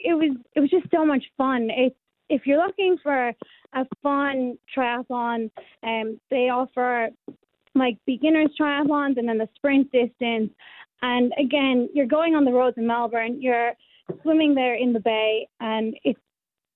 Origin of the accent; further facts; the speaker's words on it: County Kildare, Leinster, Ireland; moved away as an adult; now in Western Australia, Australia; I'm from County Kildare, so we're about 30 kilometres west of Dublin